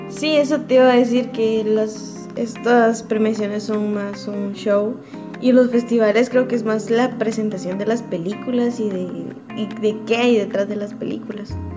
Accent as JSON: {"language": "Spanish", "country": "Guatemala", "said": "como guatemaltecos"}